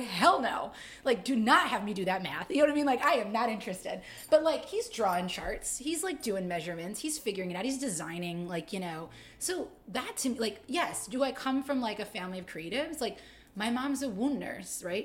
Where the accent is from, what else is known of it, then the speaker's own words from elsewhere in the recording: Utica, New York, United States; now in Greensboro, United States; I'm from upstate New York. I was born in Utica. Shout out 315